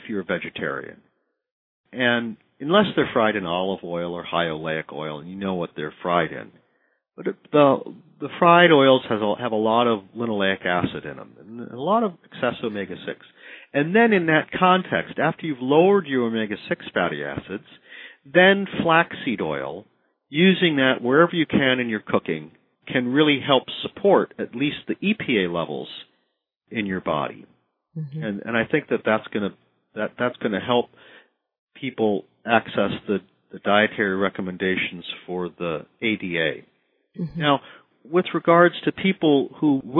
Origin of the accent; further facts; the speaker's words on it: Midwest, United States; I'm from the Midwest.